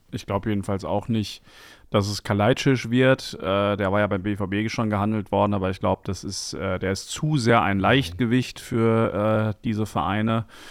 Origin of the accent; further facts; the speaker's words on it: Dortmund, North Rhine-Westphalia, Germany; also born or lived in Bochum / Friedrichshain, Berlin; now in Berlin, Germany; ich persönlich bin ja zum Beispiel in Bochum geboren, das habe mhm. ich ja mhm. schon thematisiert. Und äh, wir sind aber sofort danach nach Dortmund gefahren und ich bin auch nirgendwo anders aufgewachsen als in Dortmund